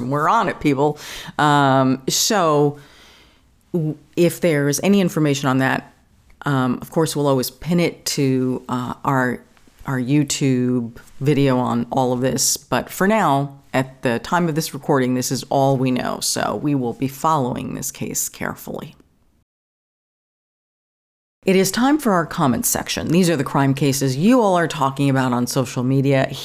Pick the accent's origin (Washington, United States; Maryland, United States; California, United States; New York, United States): New York, United States; growing up in New York